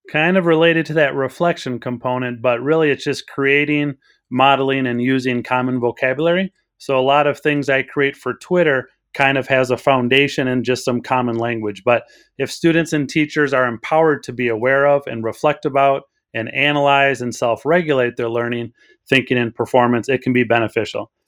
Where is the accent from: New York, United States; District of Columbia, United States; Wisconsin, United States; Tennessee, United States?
Wisconsin, United States; now in Illinois, United States; I grew up in Wisconsin but I live in Illinois.